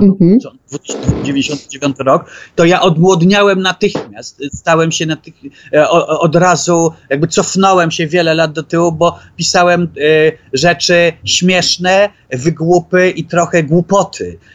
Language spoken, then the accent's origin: Polish; Poland; also born or lived in Norway; się wychowałem w tamtym świecie